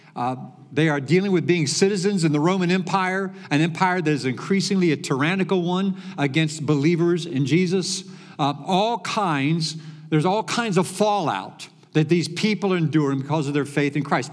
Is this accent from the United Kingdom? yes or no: no; Venezuela; English is a second language; moved away as an adult; now in Plainfield, United States; from Venezuela.